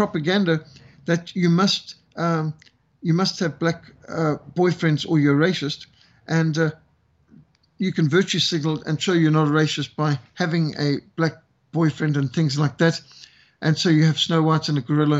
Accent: Zimbabwe; now in South Africa; as a white South African who was brought up in Rhodesia, I was raised in Rhodesia

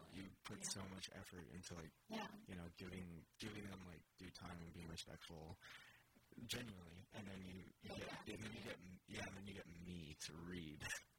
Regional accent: Portland, Oregon, United States; moved away; It's my hometown. Portland, Oregon. Yeah, I was born there.

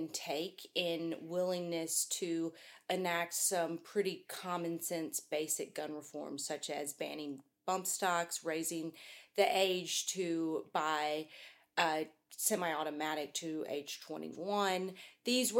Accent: Mississippi, United States; moved away; someone who born and raised in Mississippi

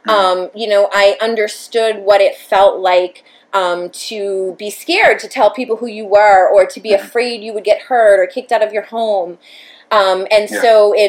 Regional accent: Brentwood, United States; we grew up in Brentwood

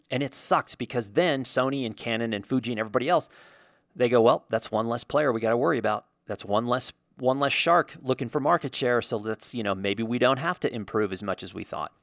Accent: Indiana, United States; I grew up in Indiana

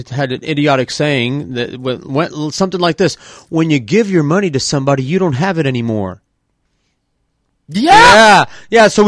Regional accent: Libby, Montana, United States; They're dead know, they did the same thing in my, my hometown of Libby, Montana.

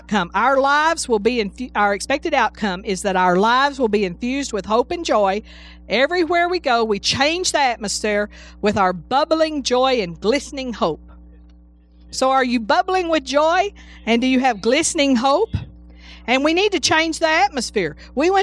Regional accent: Texas, United States; moved away as an adult; now in Alabama, United States; I'm from Texas. And we used to tell Aggie jokes in Texas

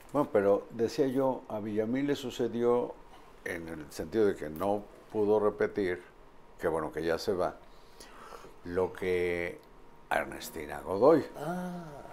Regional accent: Puebla, Mexico; De niño en Puebla yo veía desfilar a los matachines

